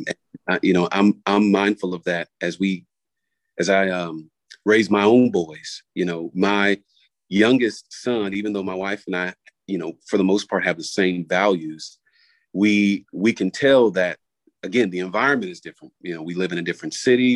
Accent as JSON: {"language": "English", "region": "South Florida", "country": "United States", "tie": "born or raised there", "moved": "as an adult", "lives_now": "Raleigh, United States", "said": "I grew up in Florida, uh, South Florida to be exact"}